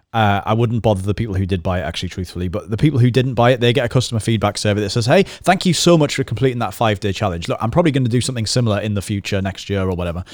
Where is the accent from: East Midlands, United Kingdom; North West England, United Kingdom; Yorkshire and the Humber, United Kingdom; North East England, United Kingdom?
North East England, United Kingdom; the Northeast; we're from the Northeast